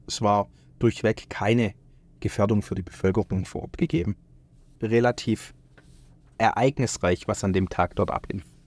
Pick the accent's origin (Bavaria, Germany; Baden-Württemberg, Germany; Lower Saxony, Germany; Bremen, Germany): Baden-Württemberg, Germany; Stuttgart; in meiner Heimatstadt stattgefunden, in Stuttgart